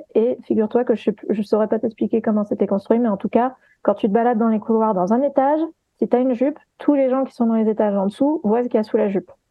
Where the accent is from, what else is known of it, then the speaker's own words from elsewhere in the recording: Guadeloupe; moved away; j'ai grandi, j'ai eu une partie de mon enfance en Guadeloupe